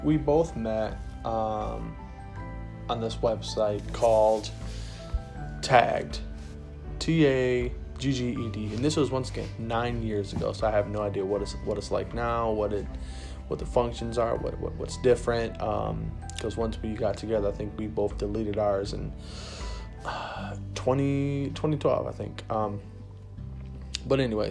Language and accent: English; Rockford, United States; I was from Rockford.